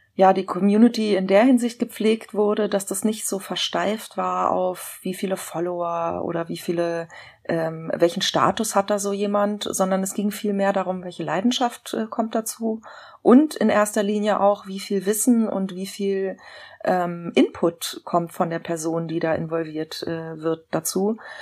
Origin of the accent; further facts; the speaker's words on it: Berlin, Germany; ich bin tatsächlich in einem Teil von Berlin aufgewachsen